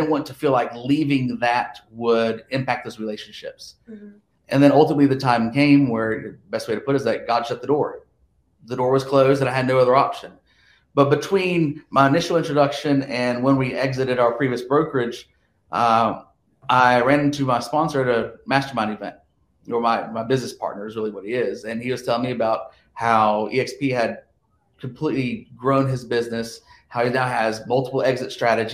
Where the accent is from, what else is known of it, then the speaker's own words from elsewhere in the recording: Johnson City, Tennessee, United States; But I'm from Johnson City, Tennessee, which is pretty much the northeast tip of Tennessee